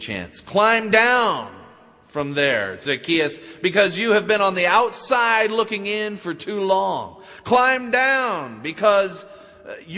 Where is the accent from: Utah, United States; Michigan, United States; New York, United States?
Utah, United States; I credit growing up in Utah with the beginning of my faith.